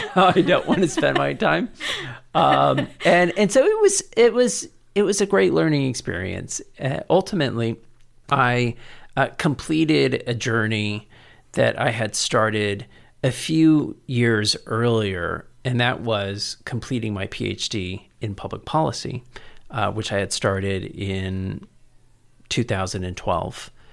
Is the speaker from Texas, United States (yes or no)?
yes; San Antonio, Texas, United States; also born or lived in College Station / Cambridge, Massachusetts / San Francisco; I was born and raised here in San Antonio, and graduated from Central Catholic